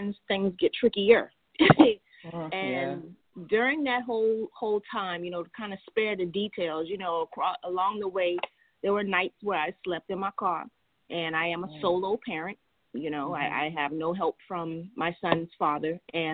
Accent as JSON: {"language": "English", "town": "Charleston", "region": "South Carolina", "country": "United States", "tie": "born or raised there", "said": "I am a Charleston native, Charleston, South Carolina"}